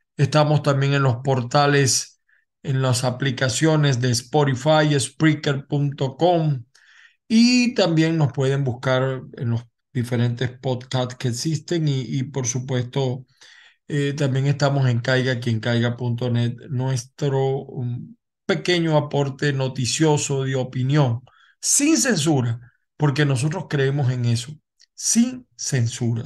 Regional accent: Venezuela; moved away as an adult; now in United States; los que estamos fuera de Venezuela

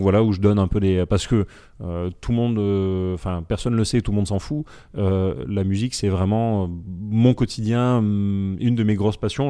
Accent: France; on est français

